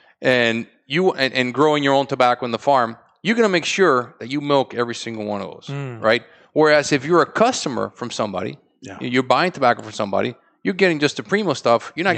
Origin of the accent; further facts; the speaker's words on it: Tampa, Florida, United States; You know, we grew up in Tampa. We grew up in different places.